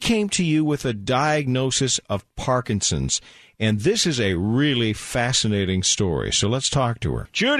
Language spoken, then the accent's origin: English; Bremerton, Washington, United States; my hometown, Bremerton